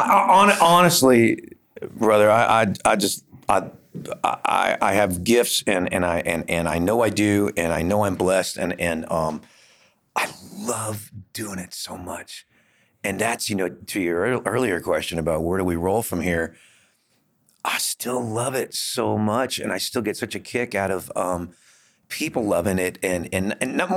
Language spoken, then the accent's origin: English; Los Angeles, California, United States; moved away as an adult; also born or lived in Bakersfield; I grew up in Hollywood in a … cover band as a teenager on the Sunset Strip